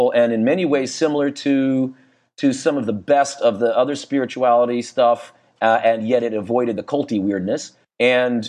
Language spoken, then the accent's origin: English; Niwot, Colorado, United States; they eventually built this house. Where I said in this little town, Niwot